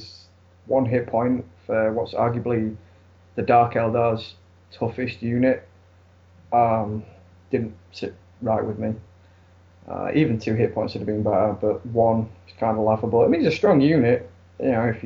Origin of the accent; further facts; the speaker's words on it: Sheffield, Yorkshire and the Humber, United Kingdom